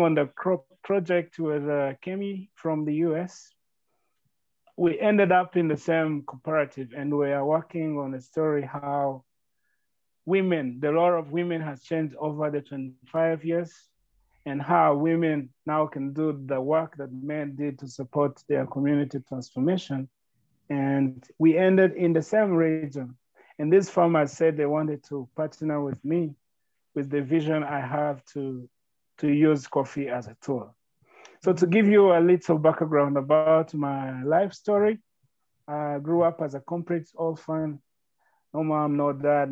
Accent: Northern Province, Rwanda; I grew up in Rwanda from the northern province

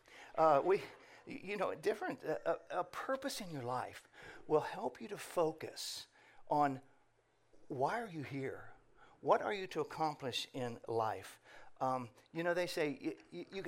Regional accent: Indiana, United States; now in Ohio, United States; I'm originally from Indiana

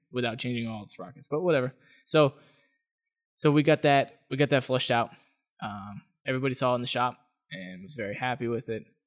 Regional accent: Las Vegas, Nevada, United States; moved away; I'm from Las Vegas

